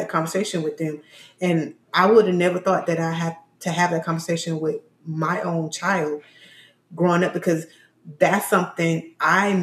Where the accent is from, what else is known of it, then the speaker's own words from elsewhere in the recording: Florida, United States; the way I grew up in Florida